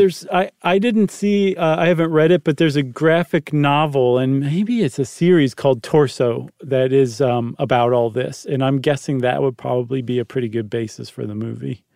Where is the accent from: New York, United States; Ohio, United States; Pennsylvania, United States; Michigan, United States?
Ohio, United States; Toledo; I'm from Toledo.